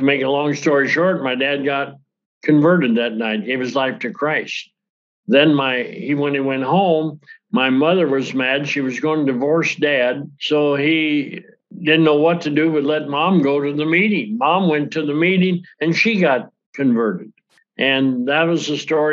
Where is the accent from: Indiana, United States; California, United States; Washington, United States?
Washington, United States; Yakima; from Yakima, Washington